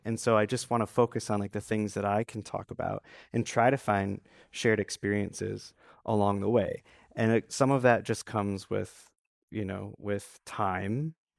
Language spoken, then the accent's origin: English; Traverse City, Michigan, United States; born or raised there